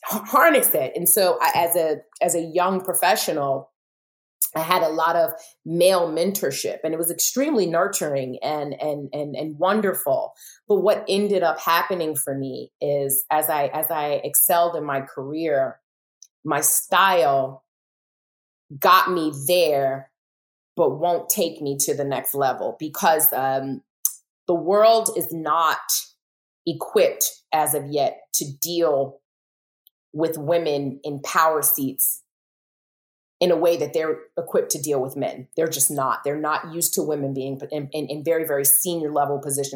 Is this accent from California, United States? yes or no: no; New York City, New York, United States; I'm from Brooklyn, so I'm very assertive